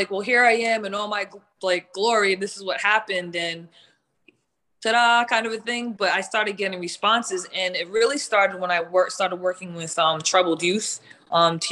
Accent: Providence, Rhode Island, United States; I grew up in Providence, Rhode Island

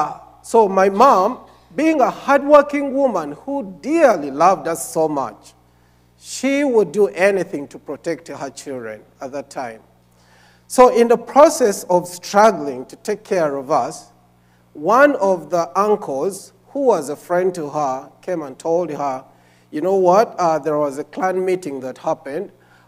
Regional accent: Uganda; I am from Uganda.

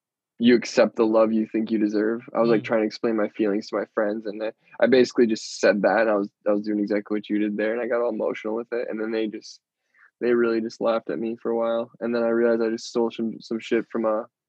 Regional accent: Rural Minnesota, United States; born or raised there; moved away

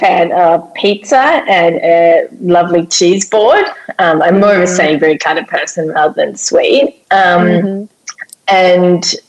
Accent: South Africa; moved away; being South African, we call it a braai

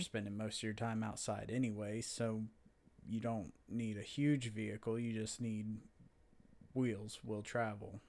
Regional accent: Florida, United States; growing up in Florida, I've dealt with sand with vehicles all my life.

